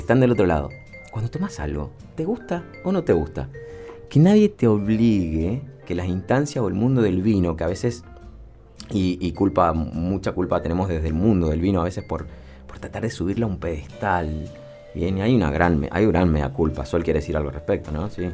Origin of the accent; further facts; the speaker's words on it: Mendoza, Argentina; todos somos parte del vino, somos mendocinos